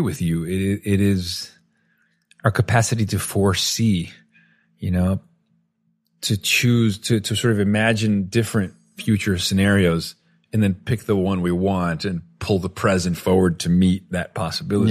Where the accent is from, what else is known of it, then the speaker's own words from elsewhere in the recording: Venezuela; growing up in Venezuela